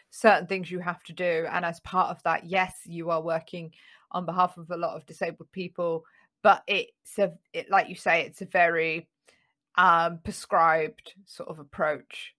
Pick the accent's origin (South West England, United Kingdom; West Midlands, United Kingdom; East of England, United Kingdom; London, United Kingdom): London, United Kingdom; when I was growing up in North London